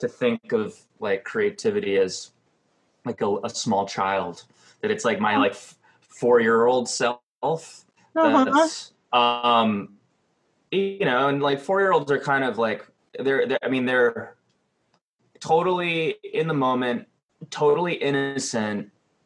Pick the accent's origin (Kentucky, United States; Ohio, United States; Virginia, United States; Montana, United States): Ohio, United States; Cleveland; now in Los Angeles, United States; I've lived in LA too long. Like, I grew up in Cleveland